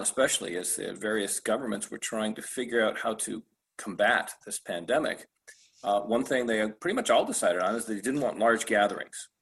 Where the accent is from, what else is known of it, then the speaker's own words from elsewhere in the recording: Michigan, United States; moved away as an adult; now in Florida, United States; I worked for a, a large private firm in my home state of Michigan.